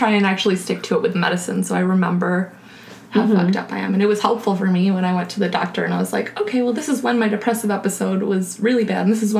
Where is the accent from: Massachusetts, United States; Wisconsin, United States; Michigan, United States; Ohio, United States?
Ohio, United States; Cleveland; I'm from Cleveland